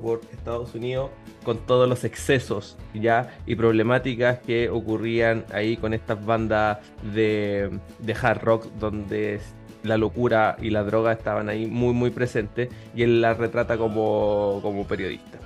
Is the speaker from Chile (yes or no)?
yes; Chile; nosotros como chilenos